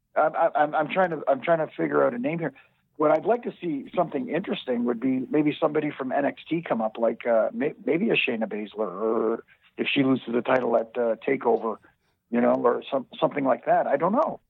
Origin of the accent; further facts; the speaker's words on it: Canada; I'm Canadian